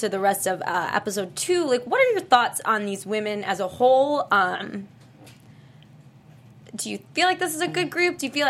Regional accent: Ohio, United States; I'm from Ohio

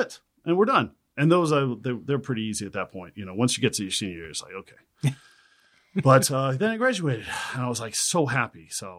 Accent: Texas, United States; now in West Hollywood, United States; Texas originally.

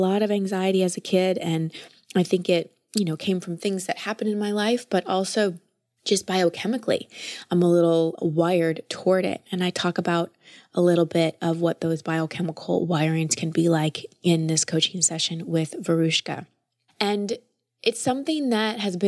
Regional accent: Dallas, Texas, United States; I grew up in Dallas

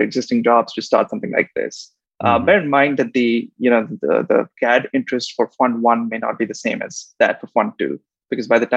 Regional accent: India; moved away as an adult; also born or lived in United States / Tokyo; I grew up in India

